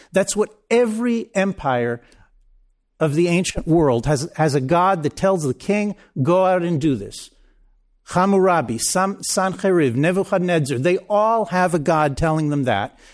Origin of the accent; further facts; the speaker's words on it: Israel; I grew up in Israel.